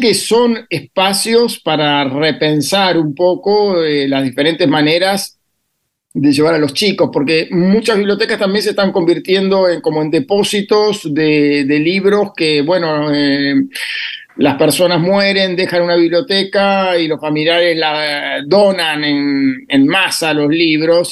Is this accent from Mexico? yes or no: no; Bahía Blanca, Buenos Aires Province, Argentina; nací en Bahía Blanca